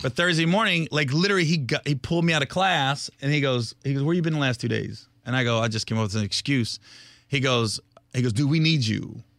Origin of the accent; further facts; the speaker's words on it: Ohio, United States; I'm from Ohio, I grew up in a trailer park